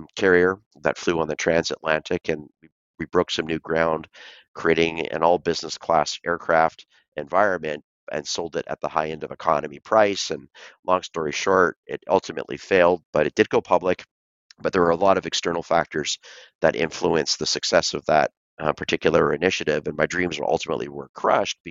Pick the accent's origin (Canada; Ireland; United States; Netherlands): Canada; Vancouver, British Columbia; So I was born and raised in Vancouver, Canada